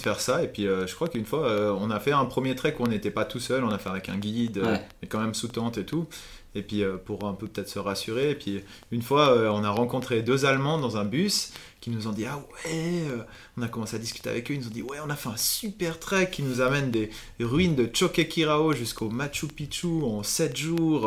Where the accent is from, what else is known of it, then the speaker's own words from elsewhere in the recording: Valais, Switzerland; moved away; also born or lived in Vienna; je suis valaisan, donc c'est la région des montagnes en Suisse